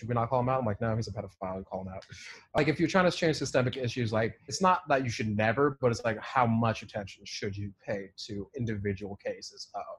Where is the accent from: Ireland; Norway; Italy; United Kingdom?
United Kingdom; I can't do accents. This is why I'll never be on SNL. I'm British.